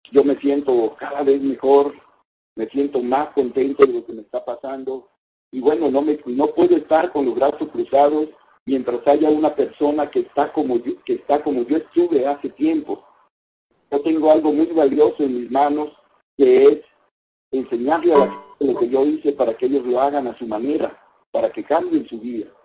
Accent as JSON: {"language": "Spanish", "town": "La Cayuca", "region": "Veracruz", "country": "Mexico", "tie": "born there", "said": "en la refinería Lázaro Cárdenas de Minatitlán, Veracruz, a una hora de donde yo nací, en la Cayuca."}